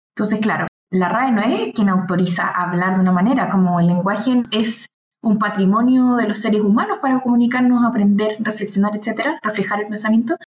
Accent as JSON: {"language": "Spanish", "country": "Chile", "said": "acá en mi país"}